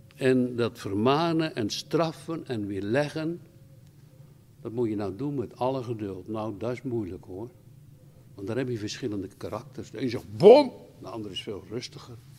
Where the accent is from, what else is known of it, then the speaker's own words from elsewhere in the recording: Rotterdam, South Holland, Netherlands; Ik kom uit Rotterdam.